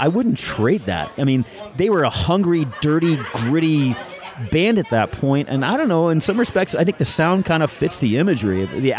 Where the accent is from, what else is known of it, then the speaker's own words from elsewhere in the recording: Ashland, Ohio, United States; I am from the North Central Ohio area, Ashland specifically, but planning a move closer to the Cleveland area sometime probably this summer.